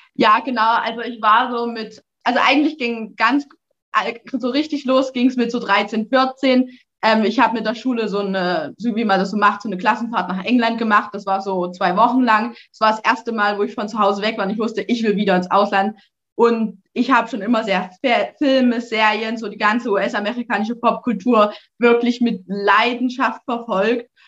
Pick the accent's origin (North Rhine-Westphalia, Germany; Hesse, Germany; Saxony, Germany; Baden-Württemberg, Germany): Saxony, Germany; Erzgebirge; ich komme aus dem Erzgebirge